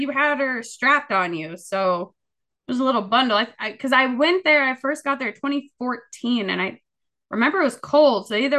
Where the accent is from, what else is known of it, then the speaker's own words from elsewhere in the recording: Spokane, Washington, United States; also born or lived in El Paso; now in Los Angeles, United States; I grew up in Spokane, so we're talking desert, but with like 4 foot of snow at bad times.